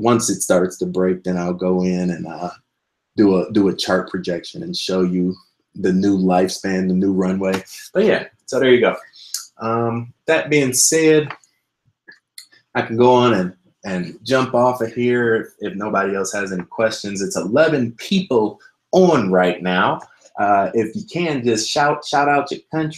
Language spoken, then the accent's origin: English; Midwest, United States; I'm actually from the Midwest myself